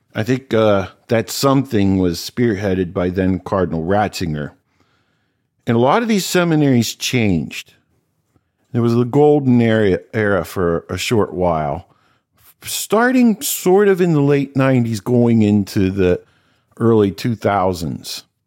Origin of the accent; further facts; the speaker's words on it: Cincinnati, Ohio, United States; I grew up in Cincinnati, went to Old Saint Mary's Parish